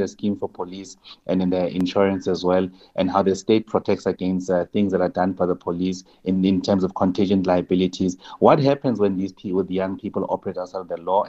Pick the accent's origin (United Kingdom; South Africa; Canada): South Africa; as South African